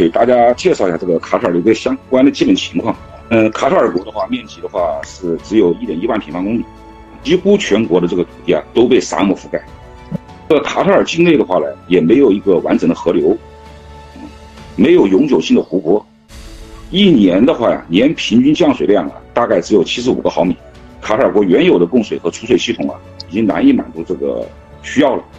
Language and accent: Chinese; China; 这个我们中国人建呢，呃，是世界五百强